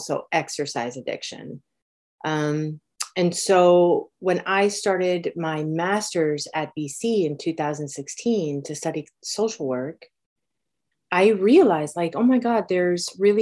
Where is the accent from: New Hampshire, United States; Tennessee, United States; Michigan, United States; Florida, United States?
Florida, United States; Miami; moved away as an adult; also born or lived in Los Angeles, United States; now in Boston, United States; we moved to Miami, and I actually grew up in Miami